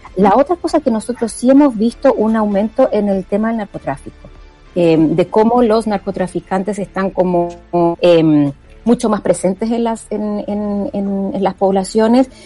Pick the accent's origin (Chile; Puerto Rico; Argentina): Chile